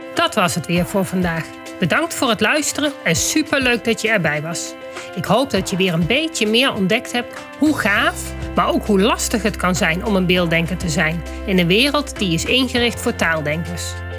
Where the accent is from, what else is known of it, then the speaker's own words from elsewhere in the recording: Achterhoek, Gelderland, Netherlands; bij ons in de Achterhoek